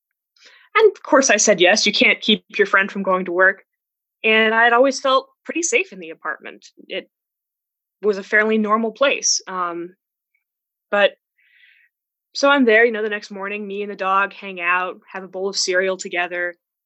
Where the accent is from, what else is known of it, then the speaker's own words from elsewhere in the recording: Arizona, United States; I'm from Arizona, USA, the Wild West